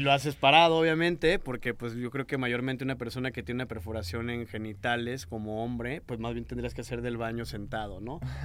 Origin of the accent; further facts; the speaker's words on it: Mexico; de donde yo vengo, que era un pueblillo